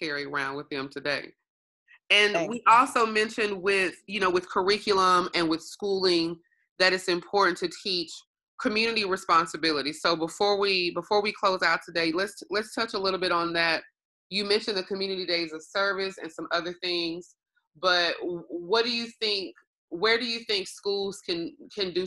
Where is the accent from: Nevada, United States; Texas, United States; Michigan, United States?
Texas, United States; Longview; moved away as an adult; also born or lived in Houston, Texas; I am from Longview, Texas, but I say often Third Ward raised me